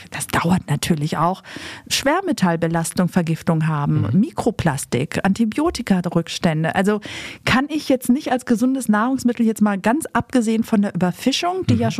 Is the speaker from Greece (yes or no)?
yes; Greece; Also ich habe einmal jetzt tatsächlich in meinem Griechenland ja ähm, Fisch gegessen